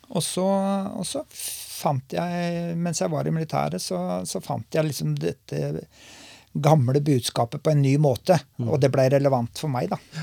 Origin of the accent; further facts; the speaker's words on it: Lunde, Norway; also born or lived in Oslo; jeg var bare en liten guttunge når vi flytta til Lunde